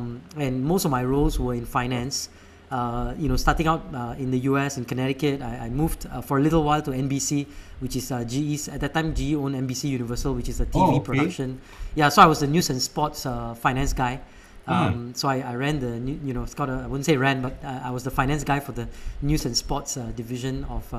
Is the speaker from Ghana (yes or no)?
no; India; now in United States; And I ended up actually, I think it's because I'm Indian.